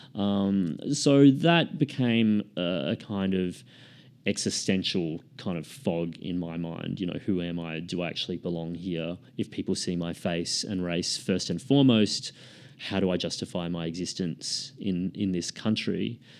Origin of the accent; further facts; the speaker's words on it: Queensland, Australia; now in Sydney, Australia; I grew up in Queensland. I, I live in Sydney now